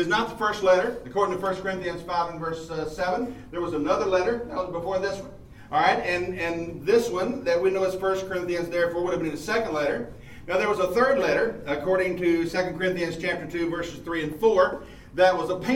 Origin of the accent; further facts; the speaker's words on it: Mount Pleasant, United States; This is home base for me because I'm from Mount Pleasant, about 12 miles away